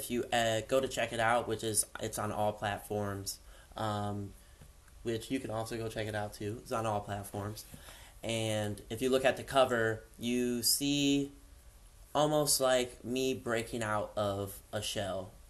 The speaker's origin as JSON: {"language": "English", "town": "Cleveland", "region": "Ohio", "country": "United States", "lives_now": "Columbus, United States", "said": "I've been in Columbus for about a couple years now, a little over a couple years. I'm coming from Cleveland"}